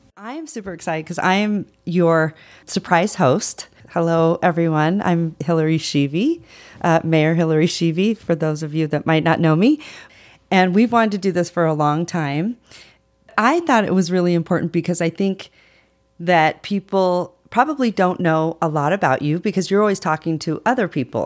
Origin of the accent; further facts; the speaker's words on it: Reno, Nevada, United States; I was born and raised here